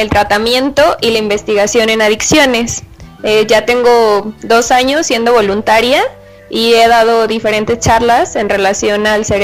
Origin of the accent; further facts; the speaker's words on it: Tlaquepaque, Jalisco, Mexico; Eh, bueno, yo soy de Tlaquepaque